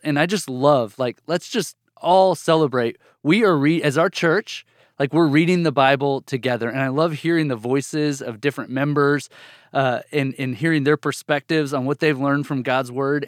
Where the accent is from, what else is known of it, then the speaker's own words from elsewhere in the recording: Bartlesville, Oklahoma, United States; moved away as an adult; also born or lived in Amarillo, Texas; now in Texas, United States; I grew up almost all my life till I went to college in a town called Bartlesville, Oklahoma, in northeastern Oklahoma